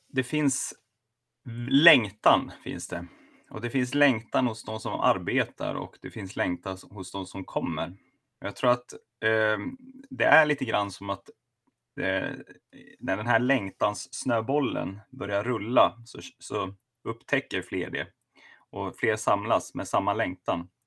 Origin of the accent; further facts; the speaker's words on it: Sundsvall, Västernorrland County, Sweden; also born or lived in Luleå; now in Sigtuna, Sweden; jag är från Sundsvall.